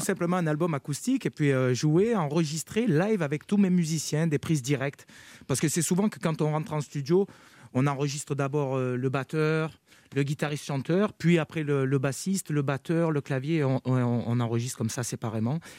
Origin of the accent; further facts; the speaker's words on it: Carpentras, Provence-Alpes-Côte d'Azur, France; je, suis natif de Carpentras, j'ai grandi à Carpentras, dans le Vaucluse.